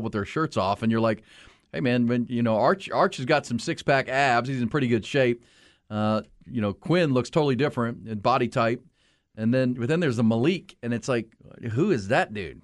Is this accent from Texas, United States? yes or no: yes; Houston, Texas, United States; I grew up in Houston, it was still kinda growing like crazy